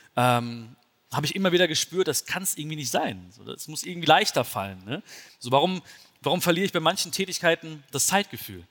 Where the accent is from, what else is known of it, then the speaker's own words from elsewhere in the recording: Germany; also born or lived in India (ancestry); Bin ich jetzt der Deutsche in Indien oder der Inder in Deutschland?